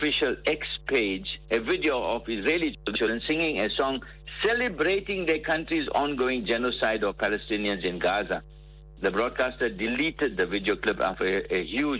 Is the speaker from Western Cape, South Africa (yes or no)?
no; Port Shepstone, KwaZulu-Natal, South Africa; I was in my hometown, Port Shepstone